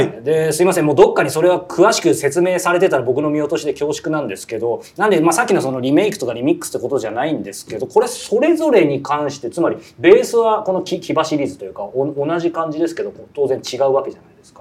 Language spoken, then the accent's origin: Japanese; Yokohama, Kanagawa, Japan; 地元 が横浜なんで